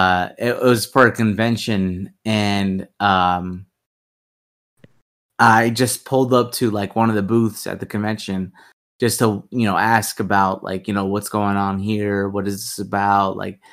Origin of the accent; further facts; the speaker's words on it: United States; I'm American. I live here my whole life. I just learned Spanish